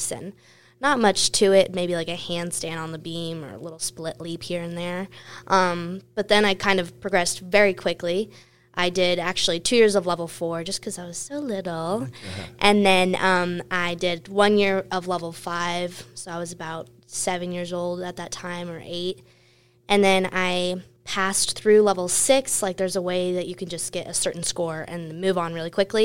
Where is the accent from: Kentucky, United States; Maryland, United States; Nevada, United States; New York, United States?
Nevada, United States; Las Vegas; I was born and raised in Las Vegas